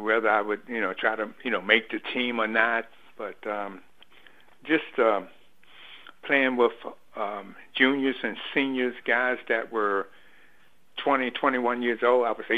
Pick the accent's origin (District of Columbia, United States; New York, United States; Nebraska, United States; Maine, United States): District of Columbia, United States; Washington; as a teenager growing up in River Terrace